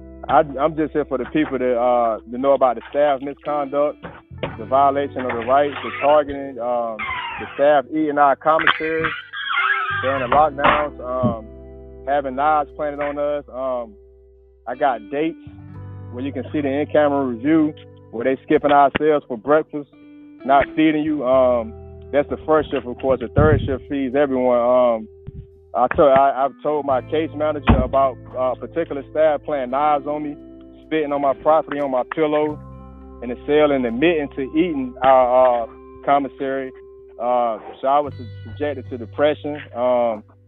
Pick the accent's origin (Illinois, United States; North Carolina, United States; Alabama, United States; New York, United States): North Carolina, United States; Raleigh; now in Winston-Salem, United States; I'm from Raleigh, North Carolina